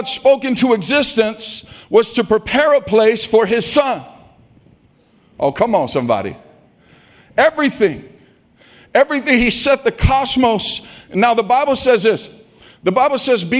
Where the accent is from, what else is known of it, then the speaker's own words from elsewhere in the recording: Stockton, California, United States; I grew up in Stockton.